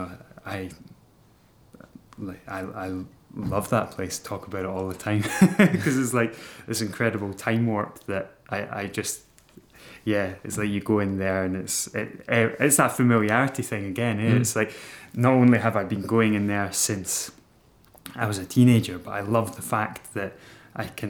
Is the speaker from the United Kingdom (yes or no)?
yes; Broughty Ferry / Dundee area, Scotland, United Kingdom; born or raised there; moved away as an adult; also born or lived in Glasgow